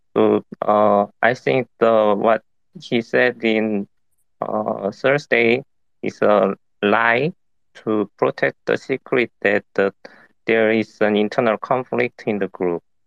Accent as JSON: {"language": "English", "country": "South Korea", "said": "I'm from South Korea"}